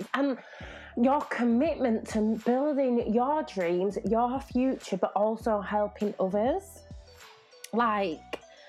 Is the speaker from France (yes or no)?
yes; Lille, Hauts-de-France, France; born there; So I was born in France, for those who don't know, in Lille, a place really? Called Lille.